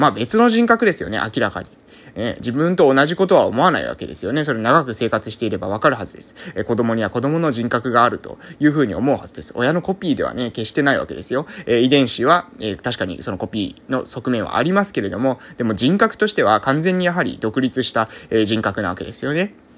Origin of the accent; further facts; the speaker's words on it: Amami Ōshima, Kagoshima, Japan; moved away as an adult; also born or lived in Fukuoka; 現在は、え奄美大島某村、ここは私の地元なんですけども、そこに、え帰ってきて